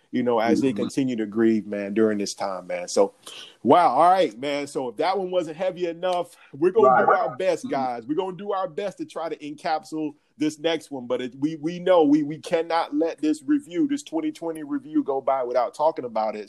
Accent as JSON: {"language": "English", "town": "Atlanta", "region": "Georgia", "country": "United States", "said": "I'm from Atlanta."}